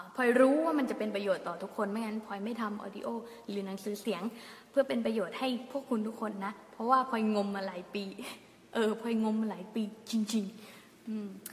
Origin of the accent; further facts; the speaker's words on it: Thung Song, Nakhon Si Thammarat, Thailand; เด็กใต้ไง เด็กทุ่งสงไง